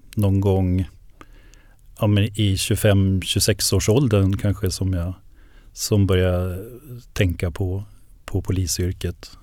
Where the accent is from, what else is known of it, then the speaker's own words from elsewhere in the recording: Enköping, Uppsala County, Sweden; eftersom jag kommer från Enköping, jag, jag bor ju där, jag är ju född och uppvuxen där